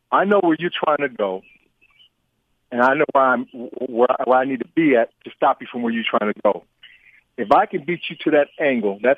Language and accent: English; San Diego, California, United States; moved away as an adult; now in Indiana, United States; I, I was raised in San Diego, California, and a city boy